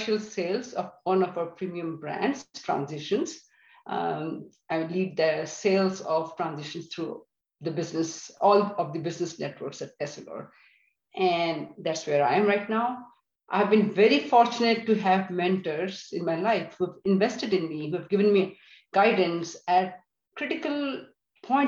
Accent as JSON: {"language": "English", "country": "India", "tie": "born or raised there", "also_born_or_lived": "Delhi / Georgia, United States", "moved": "as an adult", "lives_now": "United States", "said": "So I am originally from India. I grew up in India in a middle-class family."}